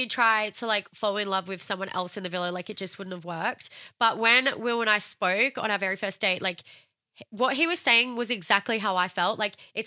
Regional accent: Australia; I'm from Australia

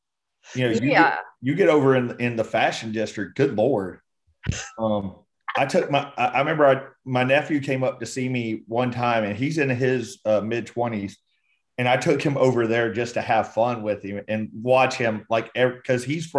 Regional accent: Texas, United States; also born or lived in Georgia / North Carolina; So I was born in Georgia and I grew up between Texas and North Carolina.

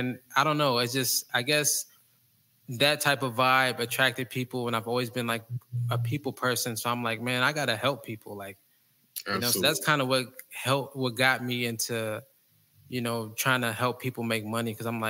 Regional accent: Indiana, United States; But yeah, like I was saying, man, growing up, man, I was just a normal kid, man, just trying to figure out life.

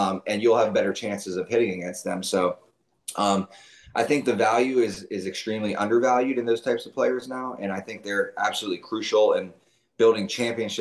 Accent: Youngstown, Ohio, United States; moved away; I'm from Youngstown, Ohio. I grew up there

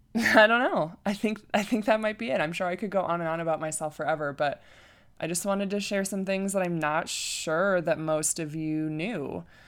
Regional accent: Flint, Michigan, United States; now in Colorado, United States; I was born and raised in Michigan, Flint, Michigan

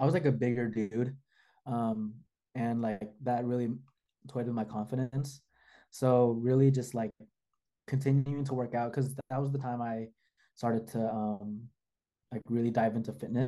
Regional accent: the Bay Area, California, United States; I'm from the Bay too

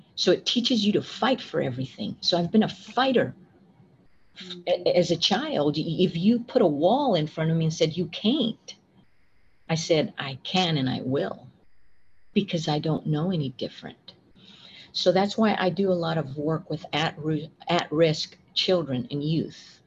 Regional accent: West Texas, United States; moved away as an adult; also born or lived in Austin, Texas; I was raised by my grandparents, and I grew up in West Texas in a very small community

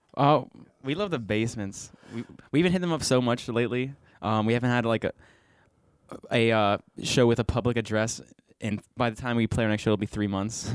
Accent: Bridgeville, Pennsylvania, United States; also born or lived in West Virginia; I, am from Bridgeville

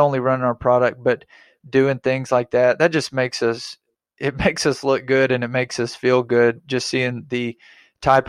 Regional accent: Arkansas, United States; I'm from Arkansas.

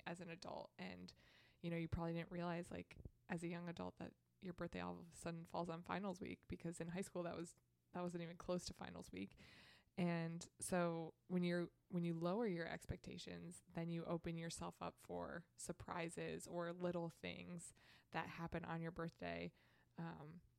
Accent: Midwest, United States; growing up in the Midwest

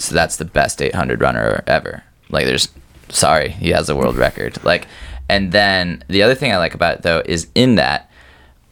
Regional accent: Davenport, Iowa, United States; I grew up in Davenport

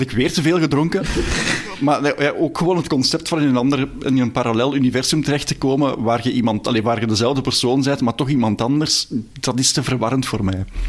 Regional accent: Belgium; ik ben ik ook een Belg

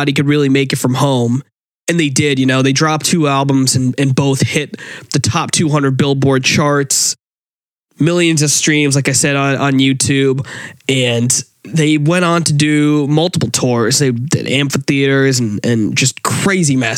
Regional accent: Massachusetts, United States; we're from Massachusetts

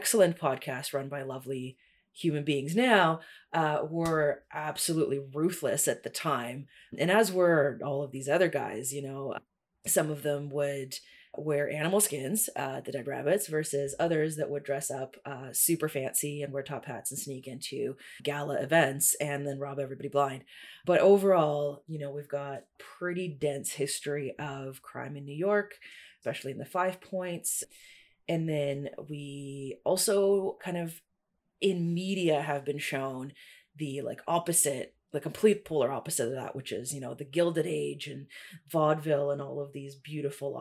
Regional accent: Toronto, Ontario, Canada; also born or lived in Russia; I am in Toronto, originally an immigrant kid from Russia, moved here in 97 and have lived in Toronto all of my life

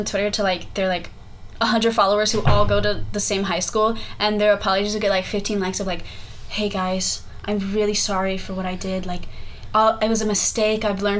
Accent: South Texas, United States; moved away as an adult; now in North Texas, United States; I grew up in South Texas my whole life. I've never lived anywhere else.

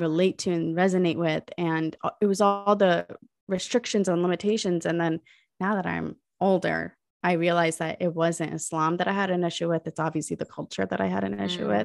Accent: United States; was born and raised in America, but my parents are from Pakistan

